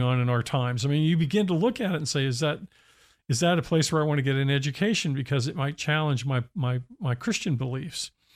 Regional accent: Pennsylvania, United States; I grew up in Pennsylvania

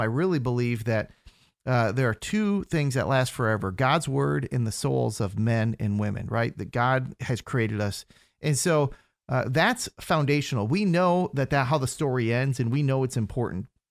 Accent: Minnesota, United States; moved away as an adult; also born or lived in Fargo, North Dakota / Brazil; now in Central Florida, United States; originally I'm from Minnesota.

